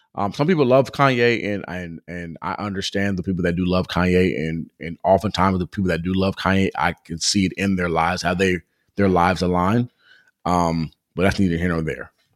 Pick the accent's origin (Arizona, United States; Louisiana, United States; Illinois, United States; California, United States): California, United States; Southern; growing up in Southern California